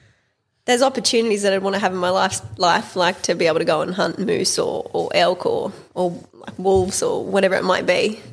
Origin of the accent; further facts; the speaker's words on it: Bairnsdale, Victoria, Australia; also born or lived in Wagga Wagga, New South Wales / Metung, Victoria / Geelong, Victoria; No, we moved from the country lifestyle and cattle farming when I was about 7 and moved to the coast in Metung, which is about half an hour from Bensdale.